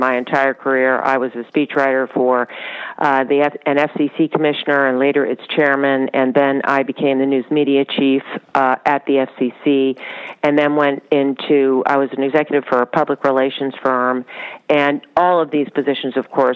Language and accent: English; Washington, District of Columbia, United States; moved away; also born or lived in Charlottesville, Virginia; I grew up in Washington, D.C.